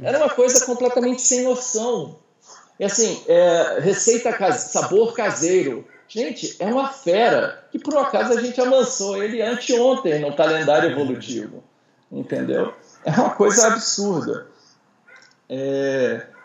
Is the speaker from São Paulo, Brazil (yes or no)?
no; Ceará, Brazil; now in Brasília, Brazil; eu sou cearense, eu sou nordestino